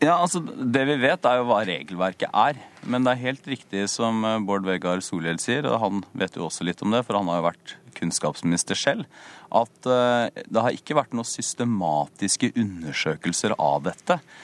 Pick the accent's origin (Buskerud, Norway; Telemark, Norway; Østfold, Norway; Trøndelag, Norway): Telemark, Norway; Porsgrunn; en sykehusbarnehage f.eks., som jeg gikk hjemme i Porsgrunn